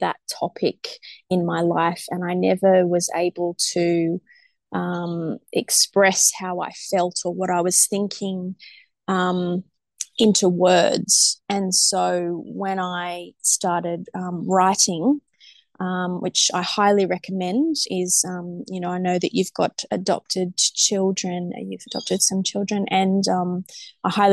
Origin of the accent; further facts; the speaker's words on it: Sydney, New South Wales, Australia; we're normally from Sydney